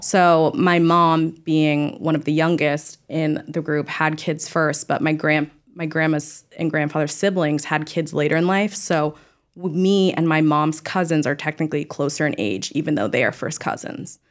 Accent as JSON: {"language": "English", "area": "Orange County, near Newport Beach", "region": "California", "country": "United States", "said": "I'm originally from Orange County, like, near Newport Beach area."}